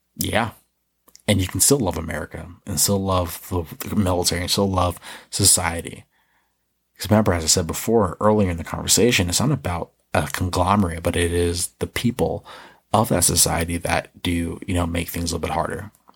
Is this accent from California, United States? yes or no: no; New York, United States; growing up in New York